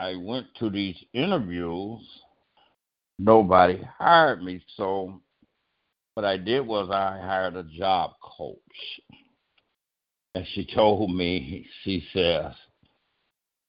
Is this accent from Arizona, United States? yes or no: yes; a little town 59 miles from Yuma, Arizona, United States; also born or lived in Los Angeles, California; now in California, United States; I was born in Little Rock, Arkansas, but I was raised in a little town just 59 miles from Yuma, Arizona